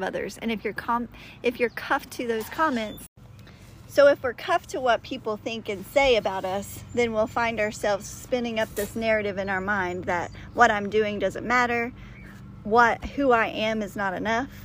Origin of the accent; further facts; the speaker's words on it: the South, United States; I'm from the South, and we say things like, bless your heart